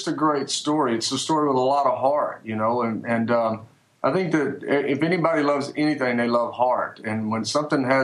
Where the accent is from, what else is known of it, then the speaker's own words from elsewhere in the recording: Louisiana, United States; now in Nashville, United States; I grew up in Louisiana, so I grew up a Saints fan